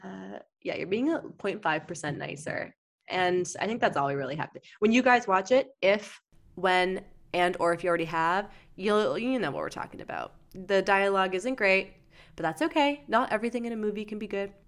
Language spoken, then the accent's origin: English; London, Ontario, Canada; my hometown of London, Ontario